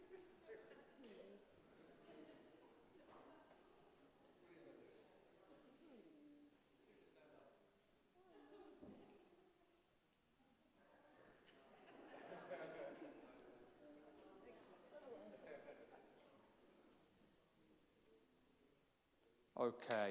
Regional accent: England, United Kingdom; moved away as an adult; also born or lived in Brazil; although I have lived in Brazil, and a lot of people know that story for 20 years, I am actually English.

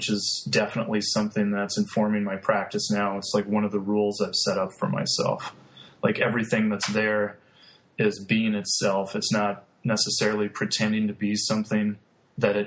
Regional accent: Pelican Rapids, Minnesota, United States; now in Lincoln, United States; I'm originally from Minnesota, and I grew up near the Red River Valley of the North on the North Dakota-Minnesota border. So being about 45 minutes from Fargo, North Dakota, small rural community called Pelican Rapids.

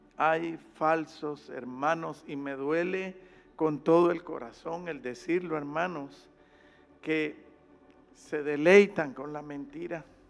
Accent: Guatemala; yo allá en mi país

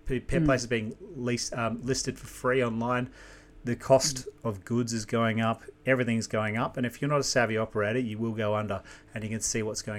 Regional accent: New Zealand; moved away; I'm an immigrant myself, so I come from New Zealand. Close to 26 years ago, whatever it was, yeah.

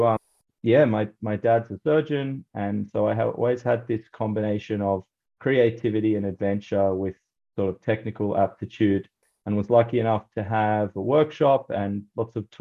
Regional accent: Australia; born or raised there

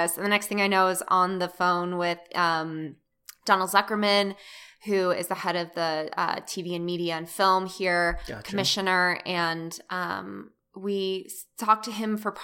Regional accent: Denver, Colorado, United States; also born or lived in New York; now in Los Angeles, United States; I'm originally from Denver.

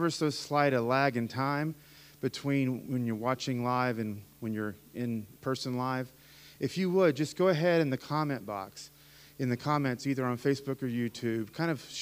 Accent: Appalachia, United States; I grew up in the mountains, right? I'm an Appalachian American. I went to an Appalachian Pentecostal church

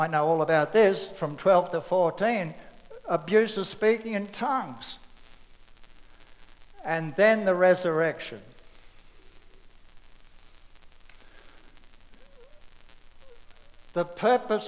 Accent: Australia; I'm an Australian

